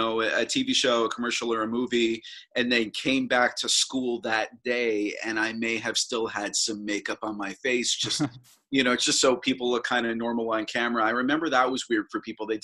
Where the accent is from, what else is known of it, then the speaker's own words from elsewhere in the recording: Toronto, Ontario, Canada; I'm from Toronto, Ontario. I'm born and raised in Toronto